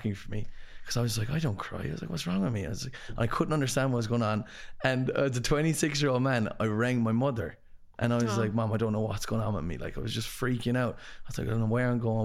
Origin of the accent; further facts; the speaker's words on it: Ireland; also born or lived in London; as like a Irish like sports person